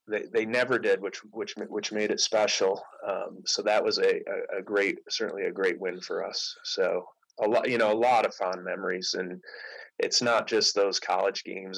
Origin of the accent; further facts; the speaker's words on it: Syracuse, New York, United States; I grew up in outside Syracuse